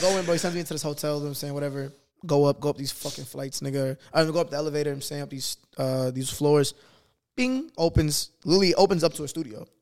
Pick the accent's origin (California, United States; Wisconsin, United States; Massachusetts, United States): Massachusetts, United States; Boston; moved away; I'm from Boston.